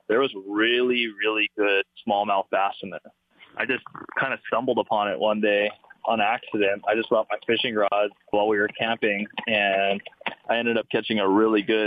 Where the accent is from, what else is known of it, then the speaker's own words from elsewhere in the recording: Wahiawa, Hawaii, United States; moved away; There's Lake Wilson, which is in Wahiwa. That's where I grew up